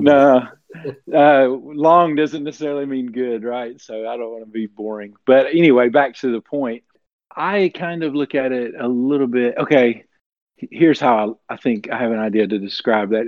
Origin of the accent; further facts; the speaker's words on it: Tennessee, United States; I'm from the southeast U.S. In Ten- I'm in Tennessee, and I've lived here my entire life